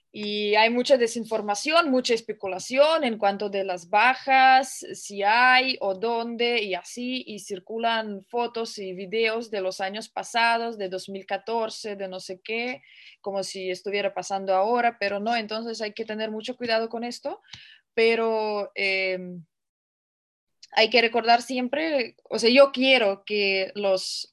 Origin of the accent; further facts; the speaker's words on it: Russia; soy rusa